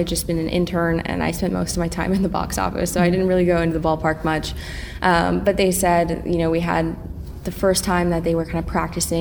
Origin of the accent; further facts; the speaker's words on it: Eugene, Oregon, United States; I grew up in Eugene